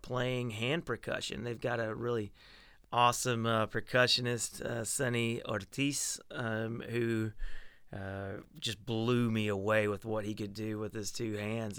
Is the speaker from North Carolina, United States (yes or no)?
no; Arkansas, United States; now in Nashville, United States; I was born in Arkansas in a little rural town. Uh, I grew up riding horses and listening to country music